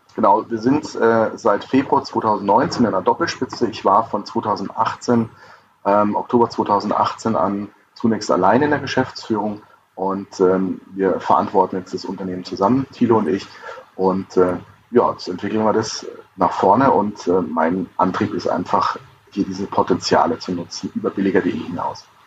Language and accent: German; Lower Bavaria, Germany; also born or lived in Cologne; ich bin Niederbayer